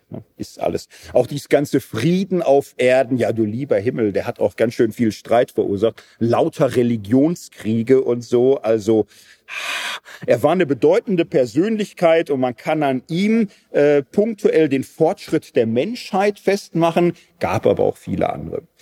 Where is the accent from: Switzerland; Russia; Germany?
Switzerland; Aber ist jetzt, wir sind Schweizer, hier muss keiner verhungern oder so.